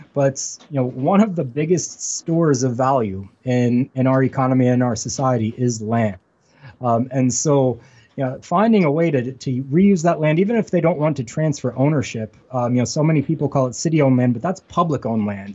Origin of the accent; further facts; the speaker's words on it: Western Pennsylvania, United States; moved away as an adult; now in Buffalo, United States; I'm actually from Western Pennsylvania, which is very much like Western New York